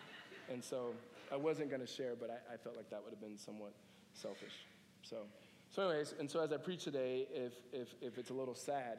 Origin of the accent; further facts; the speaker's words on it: United States; And by we, I mean America, but just in case you thought I was from the Netherlands.